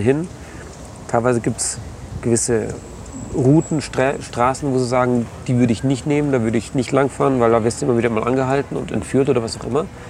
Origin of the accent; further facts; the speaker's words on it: Germany; als Deutscher